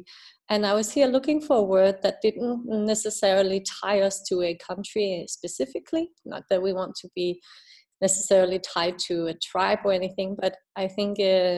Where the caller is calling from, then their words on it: Denmark; I'm calling from Denmark today. I'll be back in Ethiopia in January.